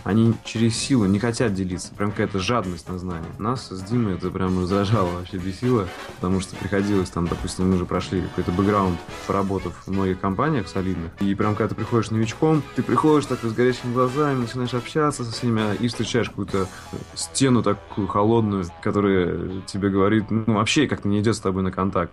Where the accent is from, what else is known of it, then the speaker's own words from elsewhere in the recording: Saint Petersburg, Russia; родился в Ленинграде и вырос в Санкт-Петербурге